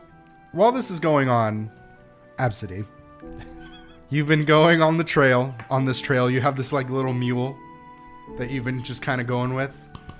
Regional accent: New York City, New York, United States; Where I'm fucking from Staten Island.

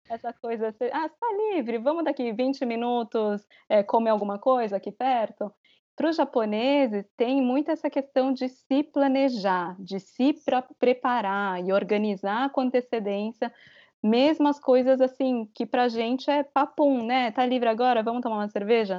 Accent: Brazil; moved away as an adult; also born or lived in Japan; now in Tokyo, Japan; eu crescendo no Brasil

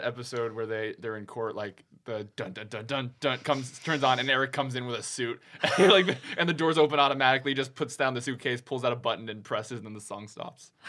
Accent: Tennessee, United States; moved away as an adult; also born or lived in Texas / Virginia Beach, Virginia; now in Los Angeles, United States; my parents moved me to Tennessee.

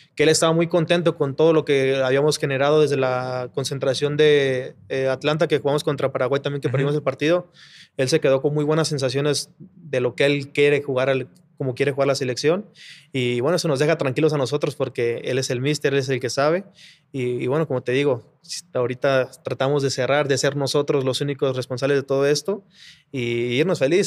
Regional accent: Mexico City, Mexico; como yo soy aquí de Ciudad de México, mi familia siempre ha trabajado en Tepito, de que ha vendido ropa y todo ese rollo. Yo pues crecí también en Tepito jugando

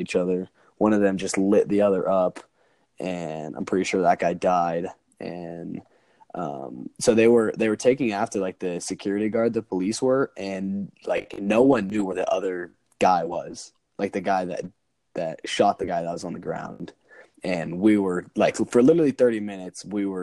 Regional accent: Highlands Ranch, Colorado, United States; someone who's born and raised in Highlands Ranch, Colorado

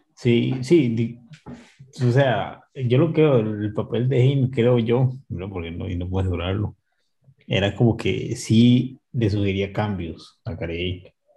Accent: Costa Rica; como somos los ticos

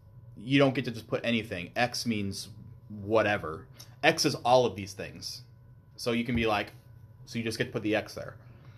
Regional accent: Alaska, United States; moved away; I was born in Alaska

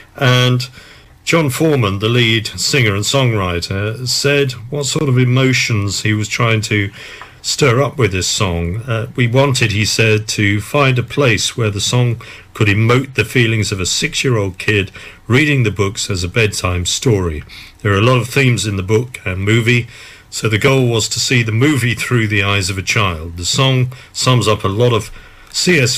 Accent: Southend-on-Sea, East of England, United Kingdom; I come from Southend, so I know Brentwood reasonably well.

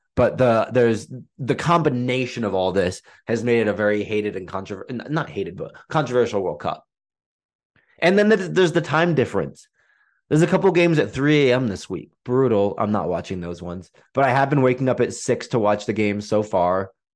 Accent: England, United Kingdom; I was born in England

